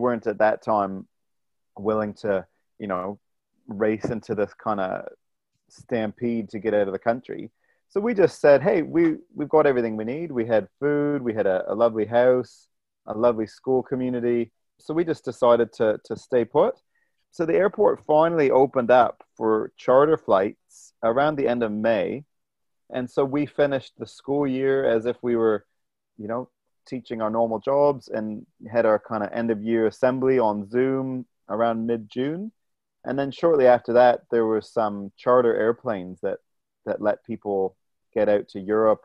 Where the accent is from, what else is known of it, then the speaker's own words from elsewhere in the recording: Ontario, Canada; moved away as an adult; also born or lived in New Zealand / Sudan; I'm a Canadian who's lived in New Zealand, you know, for 15 years now. And so my family in Canada, certainly in Ontario